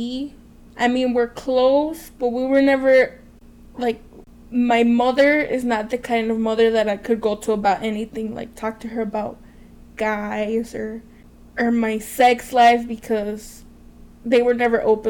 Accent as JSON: {"language": "English", "town": "Waukegan", "region": "Illinois", "country": "United States", "tie": "born or raised there", "said": "born in Waukegan at this hospital called Santa Teresa, but it doesn't exist anymore."}